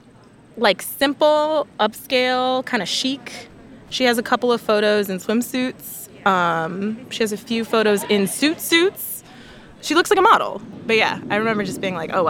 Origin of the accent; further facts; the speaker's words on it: Chicago, Illinois, United States; now in Washington, D.C., United States; I'm from Chicago. I live in D.C.